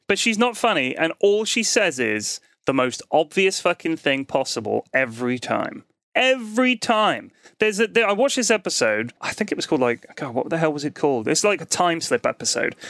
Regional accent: London, United Kingdom; we're both from London

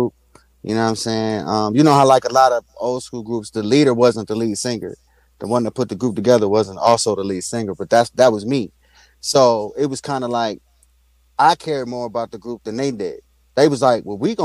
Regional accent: Washington, District of Columbia, United States; moved away as an adult; I'm from Washington, D.C.

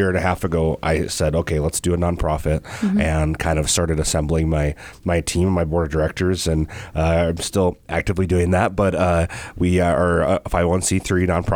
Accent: Cross Lake, Minnesota, United States; I grew up in the Cross Lake area

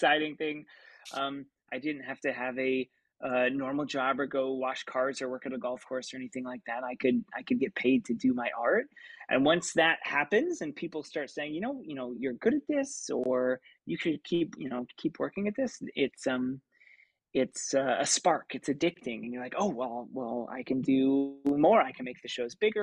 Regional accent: Lawrence, Kansas, United States; moved away; I grew up in Lawrence, Kansas, which is a great college town.

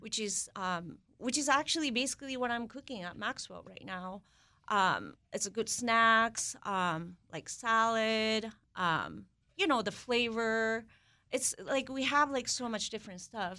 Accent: Kobe, Hyogo, Japan; moved away as an adult; now in Washington, D.C., United States; I grew up in Kobe, Japan.

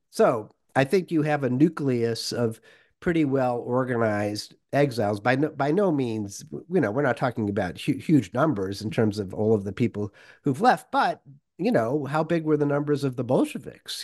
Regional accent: Worcester, Massachusetts, United States; moved away as an adult; also born or lived in Moscow, Russia; a suburban, you know, middle class, uh, kid growing up in Worcester, Massachusetts

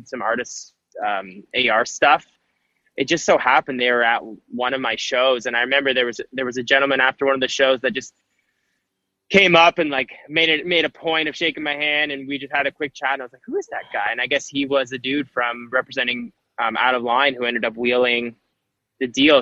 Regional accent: Canada; born or raised there; now in Toronto, Canada

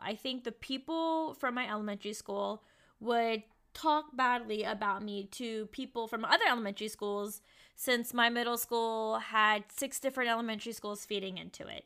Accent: Richmond, Virginia, United States; moved away as an adult; also born or lived in Kentucky; Richmond, Virginia has been a huge triggering place for me because I had a bad childhood

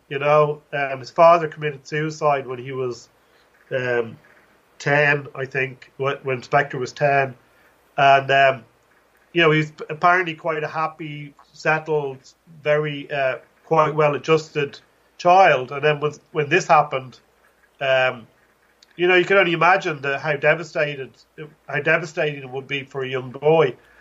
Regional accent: Dublin, Leinster, Ireland; now in Limerick, Ireland; I grew up in Dublin

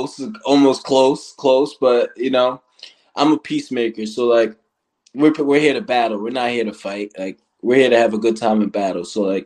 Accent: Riverhead, New York, United States; I'm from Riverhead, New York.

